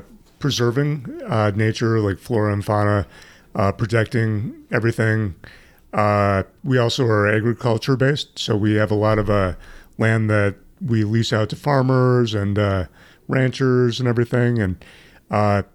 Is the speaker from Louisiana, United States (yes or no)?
no; Lander, Wyoming, United States; now in Boulder, United States; I'm from Boulder now. I used to be from Lander, Wyoming, back in the day.